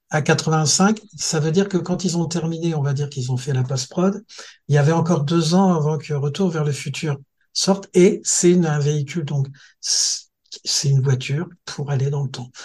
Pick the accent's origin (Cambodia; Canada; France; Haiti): France; Thionville, Grand Est; étant Mosellan, nous, on a une particularité dans, si tu veux, j'ai grandi à Thionville